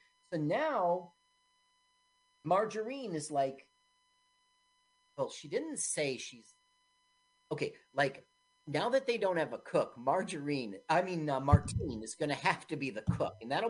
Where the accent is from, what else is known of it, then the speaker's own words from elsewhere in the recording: England, United Kingdom; it's like as an Englishman, the thing is, once again, every country, couldn't you do this about Italy?